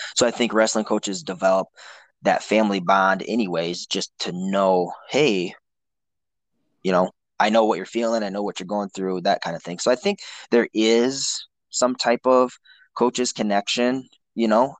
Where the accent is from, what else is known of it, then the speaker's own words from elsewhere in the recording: Traverse City, Michigan, United States; we decided to come back to my hometown, Traverse City